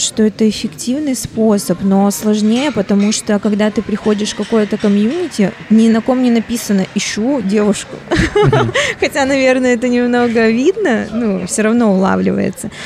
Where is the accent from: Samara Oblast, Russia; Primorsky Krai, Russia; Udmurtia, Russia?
Primorsky Krai, Russia; Vladivostok